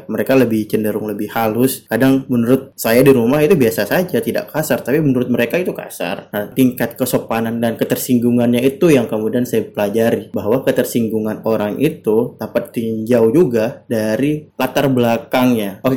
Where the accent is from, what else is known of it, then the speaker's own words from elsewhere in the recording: South Sulawesi, Indonesia; now in Java, Indonesia; Karena saya berasal dari Bugis kemudian pindah e, di daerah yang suku Jawa itu tentu banyak banget perbedaannya tentang gaya hidup, tentang makanan, tentang tutur kata, apalagi bahasa yang sangat-sangat berbeda